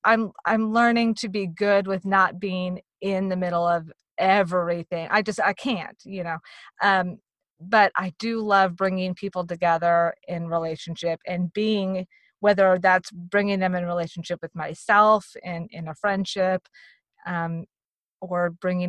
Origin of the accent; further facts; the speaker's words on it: Virginia, United States; also born or lived in Texas; I was born in Virginia. We moved to Texas. We moved around in Texas. We moved back to Virginia. We moved around to Virginia.